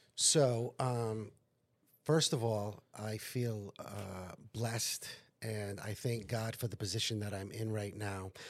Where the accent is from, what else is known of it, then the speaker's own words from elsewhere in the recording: North Providence, Rhode Island, United States; the people of my hometown in North Providence